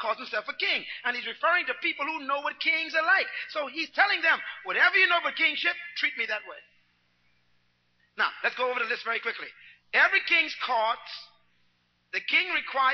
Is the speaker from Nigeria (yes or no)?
no; Nassau, New Providence, Bahamas; I was born in Baintown